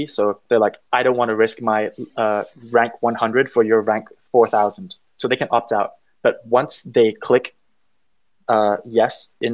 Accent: Thailand; also born or lived in United Kingdom; we're actually all from Thailand, but we're all internationally educated

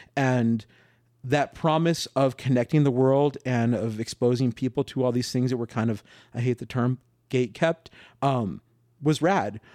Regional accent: New Mexico, United States; now in Los Angeles, United States; I'm from New Mexico, and when I moved to L

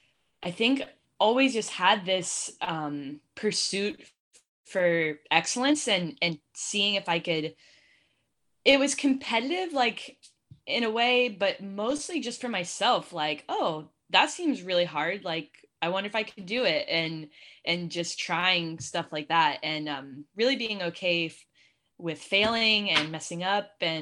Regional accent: Columbus, Ohio, United States; In the Columbus area specifically, there's not that much that like really stands out to like Columbus specific.

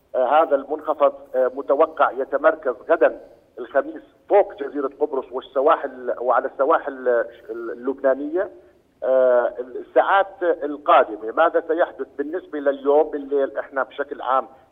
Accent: Jordan; عندنا بالاردن

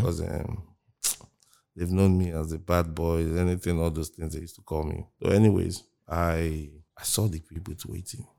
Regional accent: Lagos, Nigeria; also born or lived in Okija, Anambra State; Came back to Lagos and, um, I grew up Mushin.

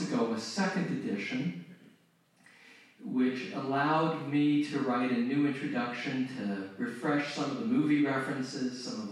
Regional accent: Phoenix, Arizona, United States; moved away; also born or lived in Tustin, California; my hometown. I was born in Phoenix

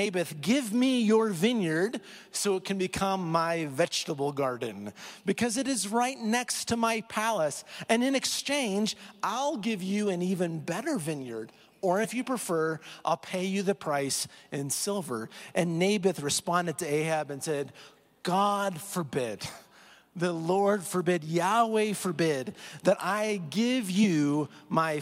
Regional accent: Iowa, United States; moved away as an adult; also born or lived in Oklahoma / Kentucky; now in Colorado, United States; I grew up in Iowa. I moved to Oklahoma for school. I moved to Kentucky for seminary. I moved back to Oklahoma before I was rescued and came to Colorado.

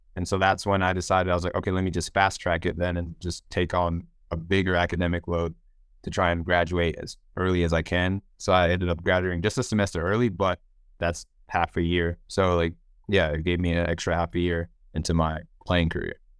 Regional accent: Houston, Texas, United States; also born or lived in Nigeria; I'm back in my hometown playing for the team I grew up playing

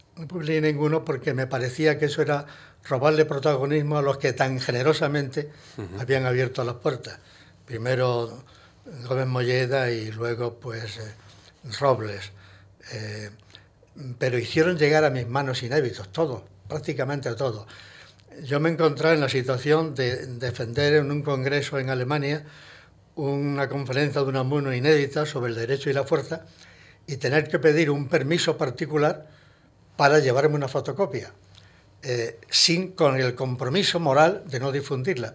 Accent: Hinojosa del Duque, Andalusia, Spain; also born or lived in Granada; now in Madrid, Spain; era realmente hinojoseño eh, eh, de cepa

